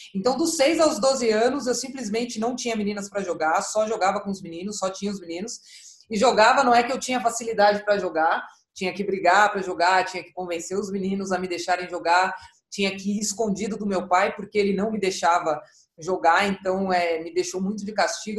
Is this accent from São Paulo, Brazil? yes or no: yes; São Paulo, Brazil; eu comecei a jogar com seis anos de idade, aqui em São Paulo, sou, sou paulista, da Zona Norte de São Paulo